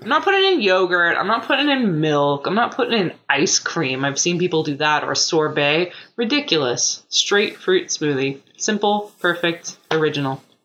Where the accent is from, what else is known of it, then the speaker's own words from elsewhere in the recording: United States; as an American